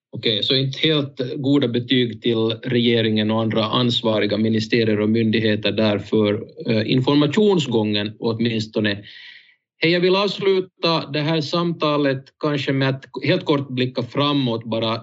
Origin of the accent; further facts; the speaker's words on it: Jakobstad, Ostrobothnia, Finland; som Jakobstadsbo